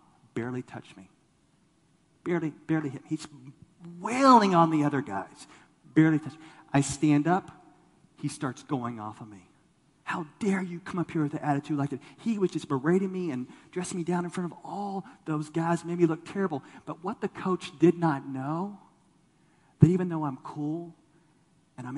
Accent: Texas, United States; I grew up in Texas

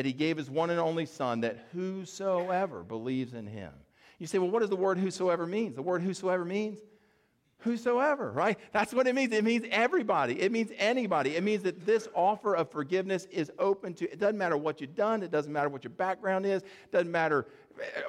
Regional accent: the South, United States; we're here from the South

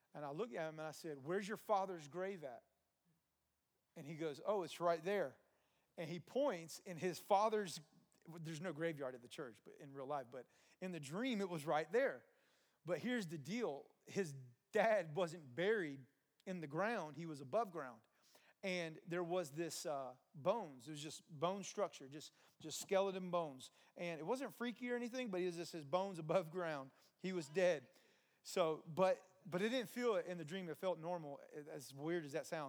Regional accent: New Jersey, United States; moved away; I grew up in New Jersey for a time.

